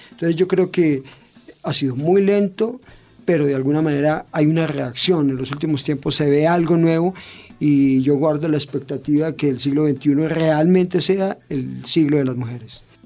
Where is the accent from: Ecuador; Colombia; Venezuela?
Colombia; yo me siento como colombiano